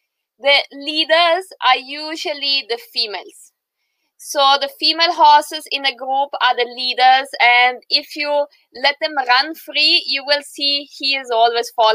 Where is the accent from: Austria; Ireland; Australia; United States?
Austria; moved away as an adult; now in India; I was born in Austria, in the heart of Europe, close to Germany